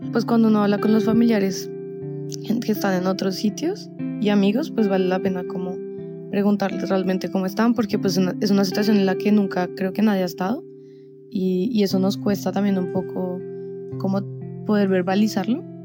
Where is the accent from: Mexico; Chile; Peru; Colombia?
Colombia; now in Madrid, Spain; Somos dos colombianos que estamos aquí en Madrid